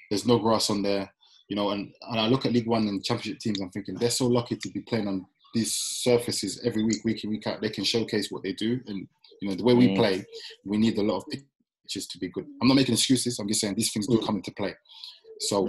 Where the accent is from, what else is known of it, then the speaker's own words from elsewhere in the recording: London, United Kingdom; also born or lived in Manchester; I was born in Manchester, bro, and I left there after 2 days. Came back to Lewisham